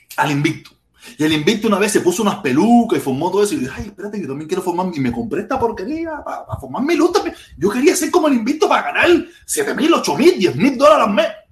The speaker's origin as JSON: {"language": "Spanish", "country": "Cuba", "tie": "born or raised there", "moved": "yes", "said": "nací en Cuba"}